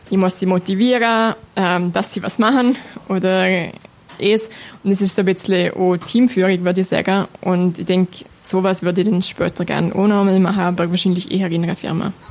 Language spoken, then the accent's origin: German; Liechtenstein; Also mein Liechtenstein ist meine Heimat und ich fühle mich auch sehr wohl, wenn ich da zurückkomme.